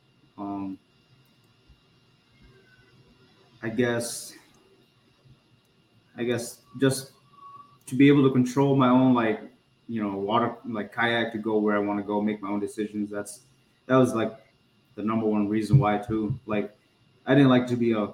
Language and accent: English; La Crosse, Wisconsin, United States; I was born and raised here in La Crosse, Wisconsin, in God's country